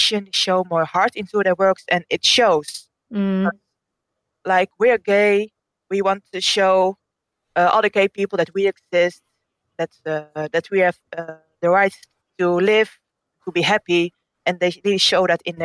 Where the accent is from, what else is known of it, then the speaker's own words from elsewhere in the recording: Netherlands; I'm from the Netherlands